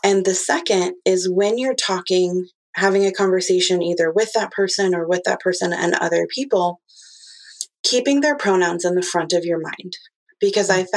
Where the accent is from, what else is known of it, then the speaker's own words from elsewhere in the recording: Midwest, United States; I'm from the Midwest